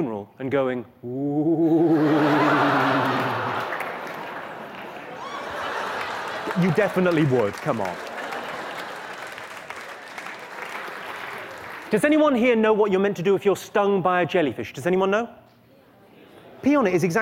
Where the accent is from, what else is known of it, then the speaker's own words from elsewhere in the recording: United Kingdom; I'm from Great Britain